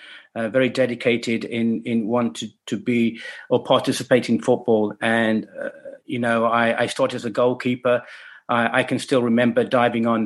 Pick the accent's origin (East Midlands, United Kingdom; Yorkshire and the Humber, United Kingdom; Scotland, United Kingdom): East Midlands, United Kingdom; Leicester; also born or lived in China; Leicester is where I grew up and born